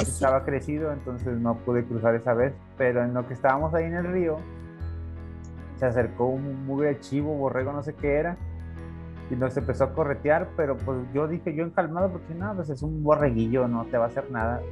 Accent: General Escobedo, Nuevo León, Mexico; yo me acuerdo mucho de la colonia donde vivía, bueno, que, que fue casi la, toda mi niñez, ahí en Escobedo

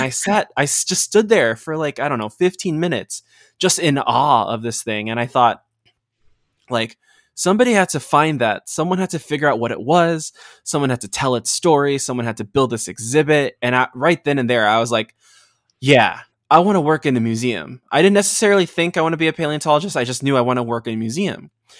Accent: Los Angeles, California, United States; Growing up, I was born in the United States. My parents emigrated here from Bulacan, Valenzuela. And so, you know, when they got here, I grew up in Los Angeles.

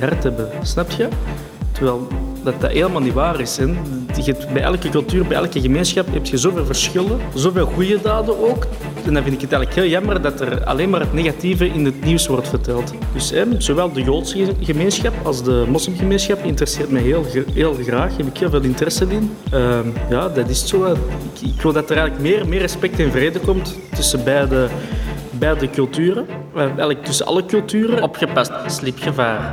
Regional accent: Belgium; wij als Belg

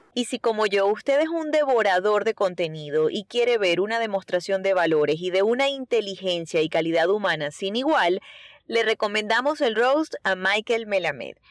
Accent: Venezuela; moved away; los venezolanos no escapamos de eso

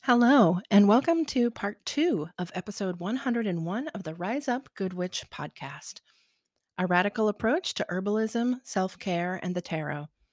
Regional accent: Southern Ohio, United States; now in Portland, United States; I grew up in Southern Ohio where it snowed pretty heavily throughout the winter

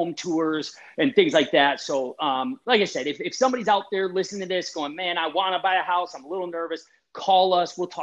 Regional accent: Wisconsin, United States; now in Michigan, United States; I was born in Wisconsin

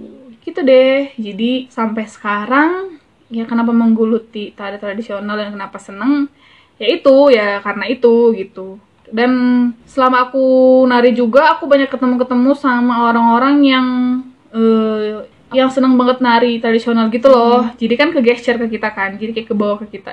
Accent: North Sumatra, Indonesia; moved away; aku kan dulu kan tinggal di desa ya, di desa di Sumatera Utara

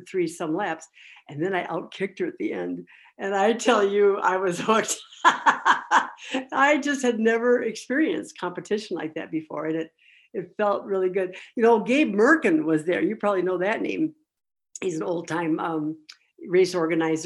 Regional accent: Minnesota, United States; Was born and raised in Minnesota

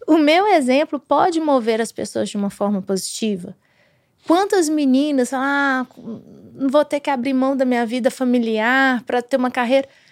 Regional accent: Brazil; Eu, eu como brasileiro, como mulher, eu como mãe

